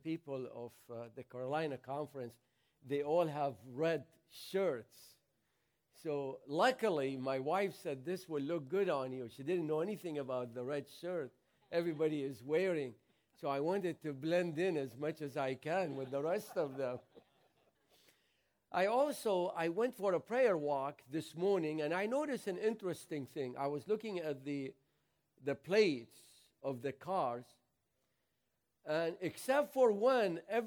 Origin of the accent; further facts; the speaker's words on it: Mosul, Nineveh, Iraq; now in Michigan, United States; I was born in the city of Nineveh. I am the product of Jonah